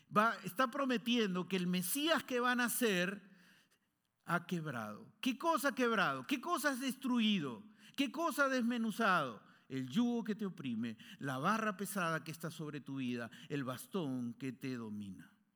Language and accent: Spanish; Peru; born or raised there; moved away